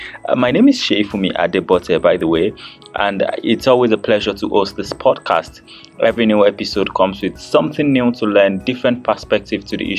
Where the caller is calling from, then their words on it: Abuja, Federal Capital Territory, Nigeria; And I'm podcasting from Abuja, Nigeria